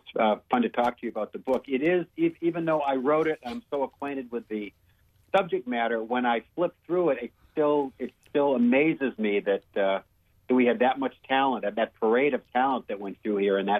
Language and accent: English; Southern Maine, United States; I grew up in Southern Maine